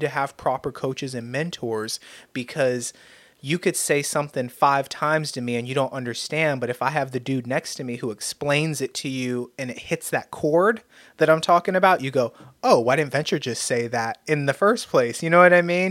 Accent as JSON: {"language": "English", "country": "United States", "said": "I've been blessed with the God-given gift of being American"}